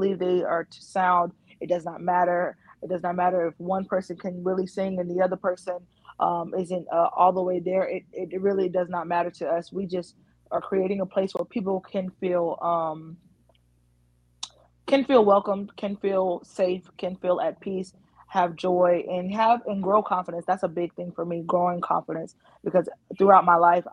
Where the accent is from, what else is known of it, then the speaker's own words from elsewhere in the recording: North Carolina, United States; I'm born and raised in North Carolina.